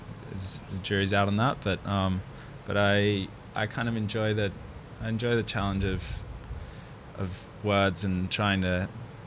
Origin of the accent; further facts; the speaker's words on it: Rainbow Beach, Queensland, Australia; moved away; I grew up in Rainbow Beach